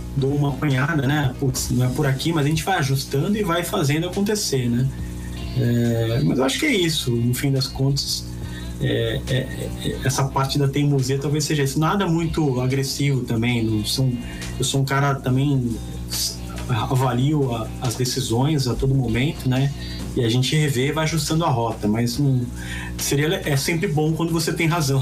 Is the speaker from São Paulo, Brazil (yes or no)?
yes; Santos, São Paulo, Brazil; Eu fui criado na Vila Belmiro